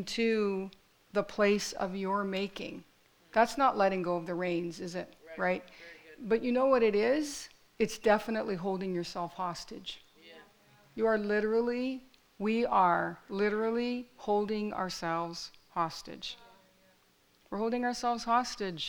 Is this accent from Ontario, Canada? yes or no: yes; Fort Erie, Ontario, Canada; my story is that I grew up in Fort Erie, right? I grew up in this little town